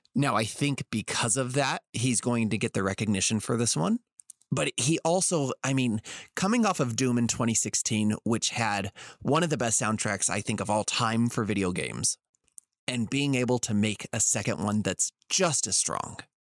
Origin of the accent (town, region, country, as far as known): Las Vegas, Nevada, United States; born or raised there